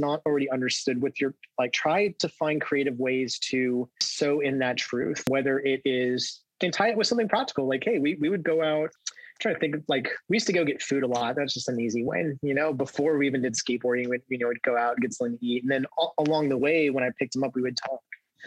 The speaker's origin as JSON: {"language": "English", "region": "Southern California", "country": "United States", "tie": "born or raised there", "said": "I grew up in Southern California"}